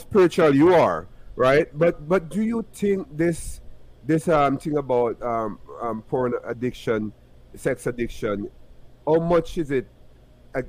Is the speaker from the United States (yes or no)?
no; Jamaica; I'm from Jamaica